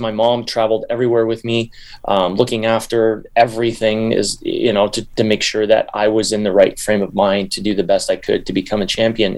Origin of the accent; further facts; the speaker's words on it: Canada; I'm not American, I'm Canadian